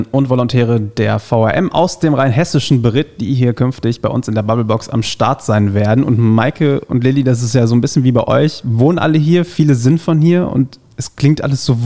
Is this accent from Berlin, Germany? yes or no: no; North Rhine-Westphalia, Germany; moved away; Ich komme aus Ostwestfalen